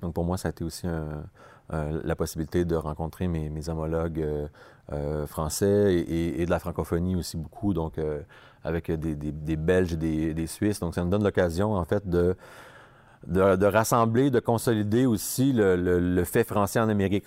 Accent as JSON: {"language": "French", "town": "Montreal", "region": "Quebec", "country": "Canada", "said": "Je viens de Montréal, Québec, Canada"}